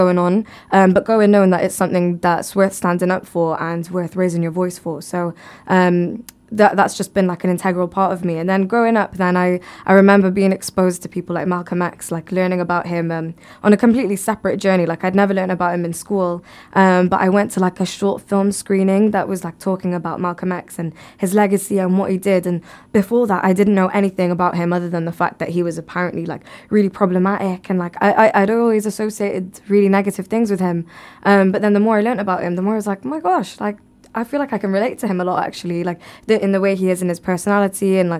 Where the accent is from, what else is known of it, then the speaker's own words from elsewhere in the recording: Bangladesh; So if I were to build a well, even in my home country, like in Bangladesh, even after I pass away